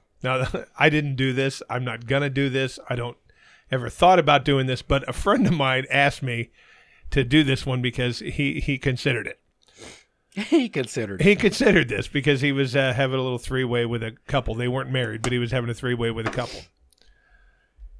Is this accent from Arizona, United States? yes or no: yes; Arizona, United States; my home state of Arizona